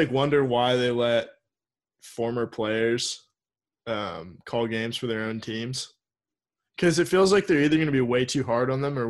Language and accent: English; Sacramento, California, United States; born or raised there